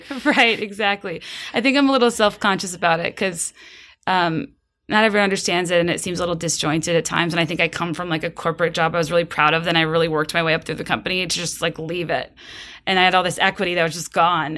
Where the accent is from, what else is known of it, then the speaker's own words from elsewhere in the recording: Virginia, United States; now in Chicago, United States; I'm from Virginia. I live in Chicago now.